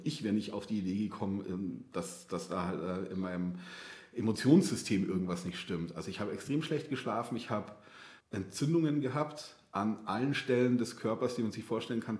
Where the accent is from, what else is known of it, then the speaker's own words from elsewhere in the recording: outside Munich, Bavaria, Germany; weil ich bin ja so vor den Toren Münchens aufgewachsen